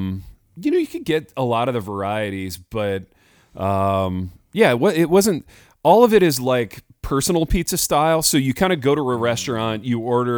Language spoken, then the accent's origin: English; United States; as an American